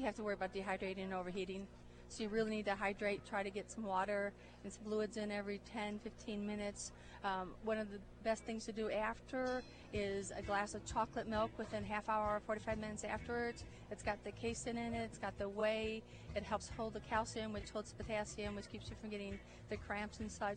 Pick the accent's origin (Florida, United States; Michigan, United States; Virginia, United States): Michigan, United States; moved away as an adult; now in Savannah, United States; I'm from Michigan originally. I went to Central Michigan for both undergrad and graduate school